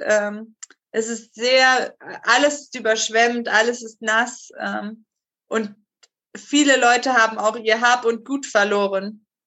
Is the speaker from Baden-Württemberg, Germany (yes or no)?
no; Zwingenberg, Hesse, Germany; moved away as an adult; also born or lived in Colombia; now in Esslingen, Germany; in Zwingenberg, wo ich aufgewachsen bin, gibt es zwei Burgen auf den Bergen.